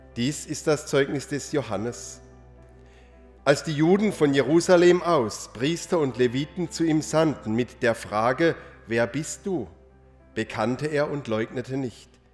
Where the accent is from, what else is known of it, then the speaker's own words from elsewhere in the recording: Rotenfels, Baden-Württemberg, Germany; in meiner Heimatgemeinde